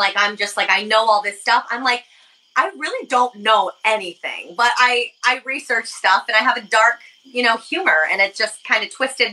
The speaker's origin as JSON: {"language": "English", "country": "United States", "said": "as an American"}